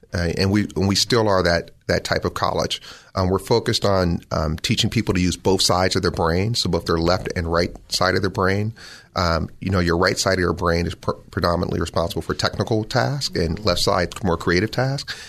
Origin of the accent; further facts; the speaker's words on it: Los Angeles, California, United States; also born or lived in Bakersfield, California; I was born in Bakersfield, California, and I was, um, I grew up in Los Angeles, though